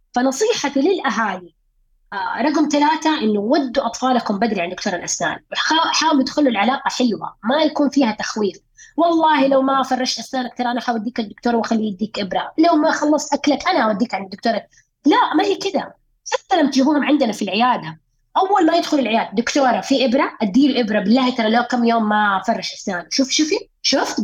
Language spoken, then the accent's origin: Arabic; Saudi Arabia; إحنا عندنا في السعودية